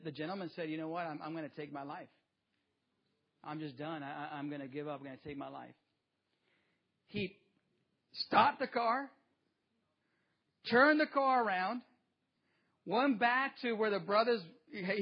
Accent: Mecca, California, United States; also born or lived in Jiquilpan, Mexico; growing up in the metropolis of seven streets, one stoplight in Mecca, California, in the east part of the Coachella Valley, back before Coachella was Coachella. I grew up there

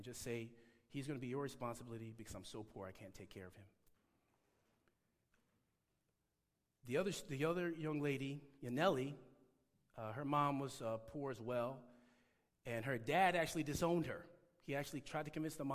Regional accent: Detroit, Michigan, United States; now in California, United States; I grew up in Detroit, Michigan. And when I say Detroit, I mean the actual city, not the suburbs.

